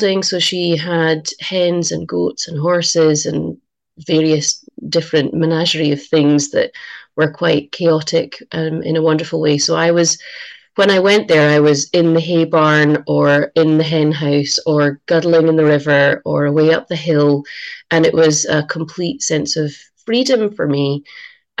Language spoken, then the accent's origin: English; Edinburgh, Scotland, United Kingdom; now in Uig, Isle of Lewis, United Kingdom; I grew up in Edinburgh